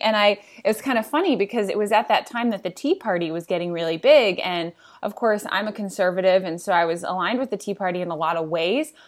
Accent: Indiana, United States; moved away as an adult; also born or lived in Washington, D.C.; I'm from Indiana

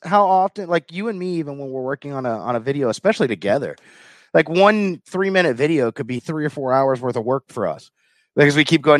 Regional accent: the South, United States; accent: Southern; but my Southern accent was really thick.

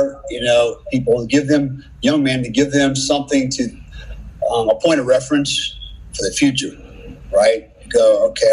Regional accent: Germany; moved away; when I was a kid, I grew up in Germany, and I lived with my grandparents, my uncles, and my cousins, my German family a lot

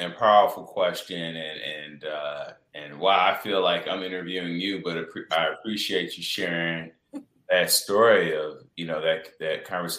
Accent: Chicago, Illinois, United States; moved away as an adult; I'm from Chicago and I come back home for the holidays

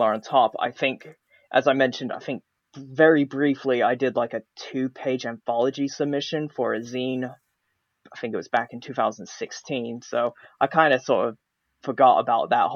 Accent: United States; accent: American; now in United Kingdom; my American accent here in the UK

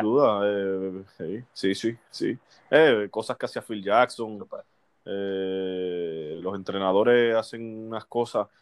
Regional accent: Aguadilla, Puerto Rico; yo soy de Aguadilla natural

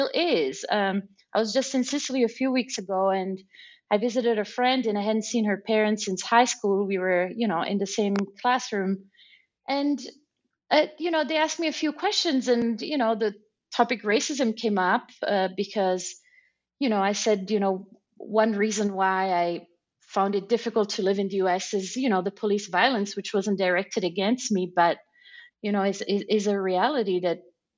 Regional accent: Germany; also born or lived in San Cono, Italy; village called San Cono, a rural community that has shrunk to about 2,500 people right now. But I grew up in Germany. My parents moved there for work.

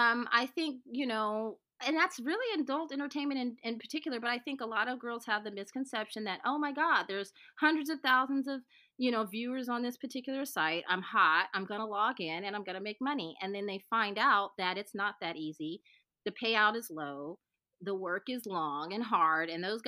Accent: the South, United States; My excuse is I'm from the South.

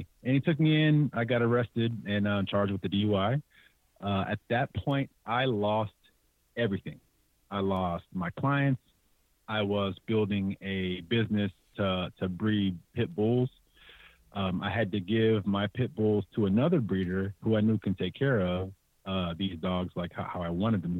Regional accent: San Jose, California, United States; Born and raised, born in San Jose, raised in the entire Bay Area

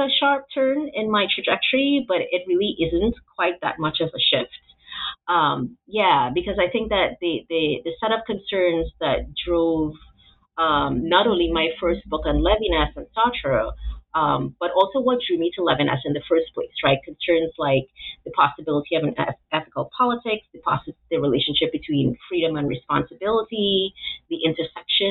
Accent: Trinidad & Tobago; moved away as an adult; also born or lived in Atlanta, United States / Memphis, United States; now in United States; I was born and sort of raised, came to adulthood in Trinidad.

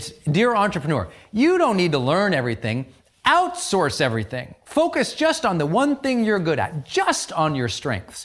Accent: Montana, United States; moved away; I came from Montana, from an economically depressed old Irish mining town

